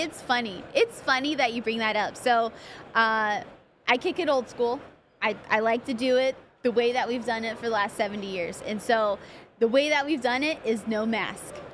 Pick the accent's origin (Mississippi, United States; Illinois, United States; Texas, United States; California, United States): California, United States; Pomona; I grew up in Pomona